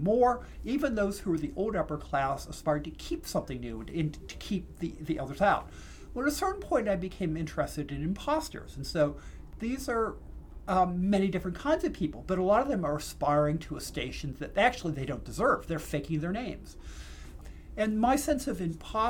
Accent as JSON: {"language": "English", "region": "Pennsylvania", "country": "United States", "tie": "born or raised there"}